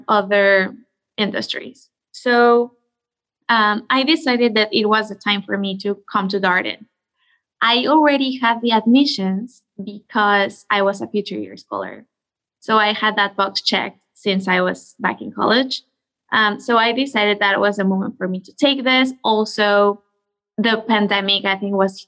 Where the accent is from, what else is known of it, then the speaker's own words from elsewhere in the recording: Coatepec, Veracruz, Mexico; moved away as an adult; also born or lived in Mexico City, Mexico; So I am originally from Mexico. I grew up in a very small coffee maker town called Coatepec, that is in the state of Veracruz.